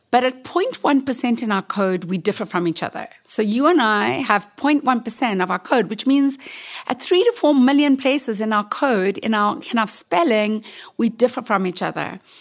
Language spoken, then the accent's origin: English; South Africa; I'm from South Africa